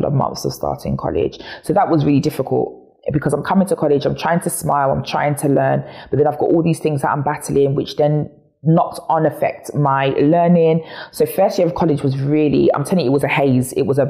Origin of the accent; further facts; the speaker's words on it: Chingford, London, United Kingdom; I'm born and raised in Chingford